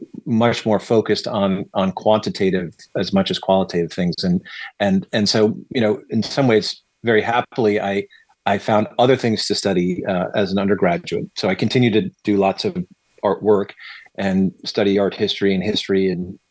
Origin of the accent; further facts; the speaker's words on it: Connecticut, United States; also born or lived in New York City; when my parents announced that they wanted to move myself and my three tiny brothers to Connecticut